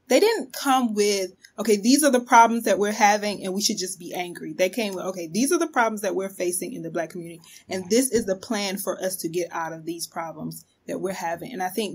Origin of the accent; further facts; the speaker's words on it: the South, United States; I wasn't really taught my history growing up in the South.